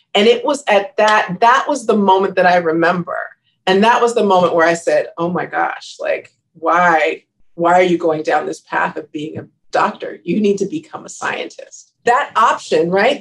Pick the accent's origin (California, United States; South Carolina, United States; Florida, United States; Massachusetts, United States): California, United States; Riverside; moved away as an adult; also born or lived in Maryland / Los Angeles; I grew up in Riverside